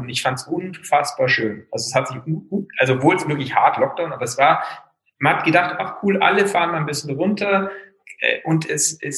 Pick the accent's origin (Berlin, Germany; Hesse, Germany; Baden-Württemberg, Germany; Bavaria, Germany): Bavaria, Germany; Wörthsee; Ich bin am Wörthsee aufgewachsen.